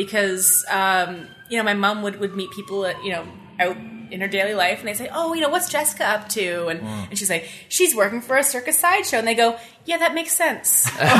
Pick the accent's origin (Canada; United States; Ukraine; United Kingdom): Canada; Carleton Place, Ontario; I was born and raised in Carleton Place.